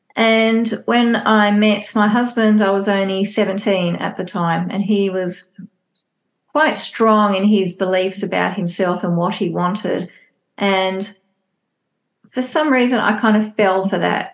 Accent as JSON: {"language": "English", "country": "Australia", "tie": "born or raised there", "said": "I live, born and bred in Australia."}